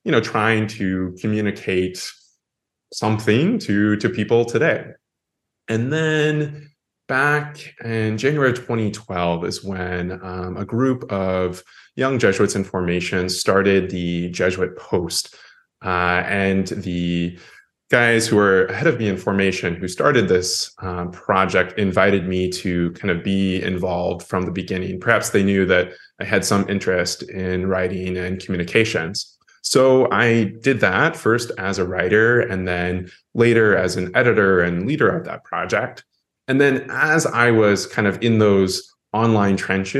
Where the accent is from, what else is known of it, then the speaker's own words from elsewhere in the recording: Iowa, United States; moved away; I grew up in Iowa. Granted, I grew up in a college town.